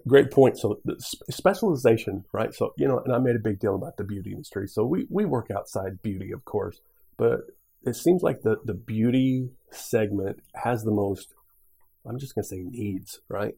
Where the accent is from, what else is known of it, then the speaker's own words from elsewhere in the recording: Missouri, United States; also born or lived in Nebraska; So initially, I was I was from Nebraska. My mom was a bit of a gypsy. Moved to Missouri. I grew up in Missouri